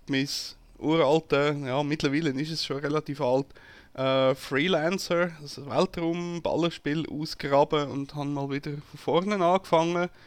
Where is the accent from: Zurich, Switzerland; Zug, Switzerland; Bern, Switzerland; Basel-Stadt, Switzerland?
Zurich, Switzerland; Und als Zürcher findet man das ja sowieso ein bisschen suspekt, wenn einer auf einmal freundlich ist zu einem.